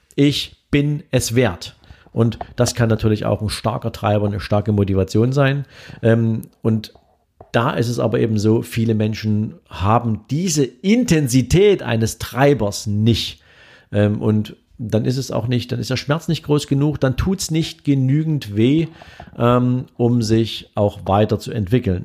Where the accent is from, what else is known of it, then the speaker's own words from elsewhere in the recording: Dresden, Saxony, Germany; hier in Dresden, in meiner Heimatstadt